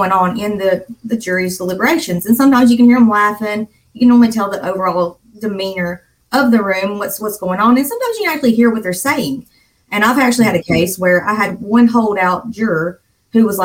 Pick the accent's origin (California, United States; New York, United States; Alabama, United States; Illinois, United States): Alabama, United States; Sullivan; accent: Southern; I'm from the South. I'm from Alabama, from a tiny little town called Sullivan